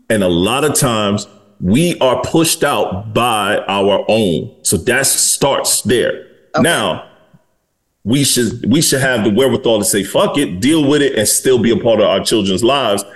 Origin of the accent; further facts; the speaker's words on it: Detroit, Michigan, United States; I'm from Detroit, Michigan